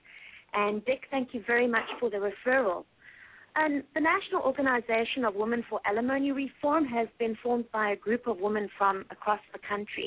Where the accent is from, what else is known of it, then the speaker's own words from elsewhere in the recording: South Africa; now in United States; my home country, South Africa